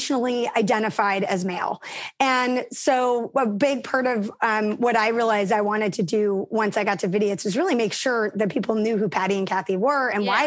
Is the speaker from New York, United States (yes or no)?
yes; New York City, New York, United States; I grew up in Manhattan.